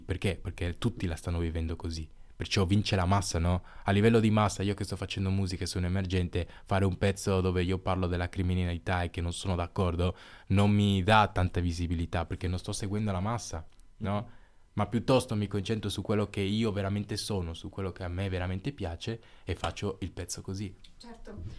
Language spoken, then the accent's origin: Italian; San Pedro de Macorís, Dominican Republic; now in Silandro, Italy; sono cresciuto nella Repubblica Dominicana